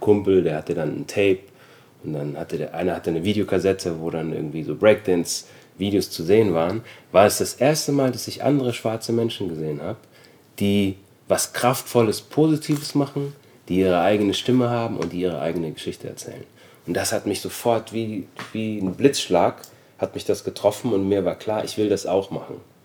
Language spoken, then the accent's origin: German; Germany; also born or lived in Austria; ich bin 1973 geboren worden in Österreich, bin dann mit sechs Jahren nach Deutschland gezogen